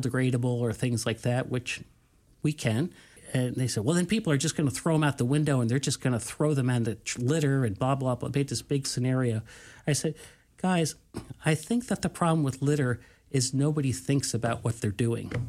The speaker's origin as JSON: {"language": "English", "region": "New York", "country": "United States", "said": "I'm from New York"}